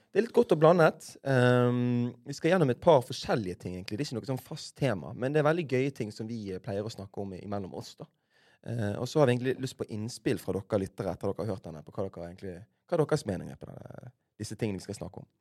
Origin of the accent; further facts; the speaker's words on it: Bergen, Vestland, Norway; som bergensere